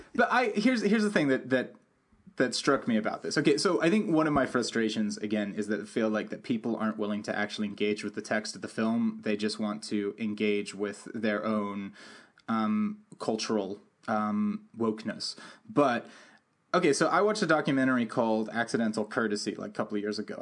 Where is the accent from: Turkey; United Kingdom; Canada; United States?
United Kingdom; London; when I grew up in London, I grew up around a lot of different ki-, types of kids